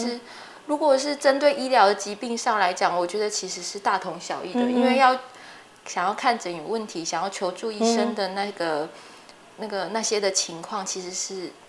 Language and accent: Chinese; Chiayi, Taiwan; 我还是觉得我是以那个我是嘉义人为荣，我还是很想要把那个台语的部分学好。